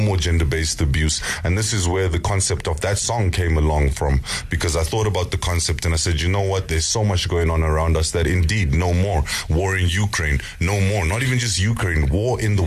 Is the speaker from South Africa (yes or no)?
yes; South Africa; My dad's from Zim, my mom as well. I grew up in South Africa